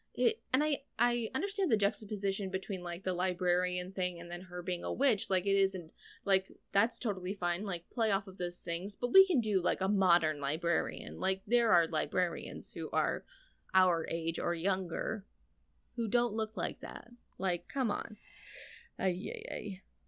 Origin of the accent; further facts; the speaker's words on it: United States; I was born in the U S and I've lived my, my whole life here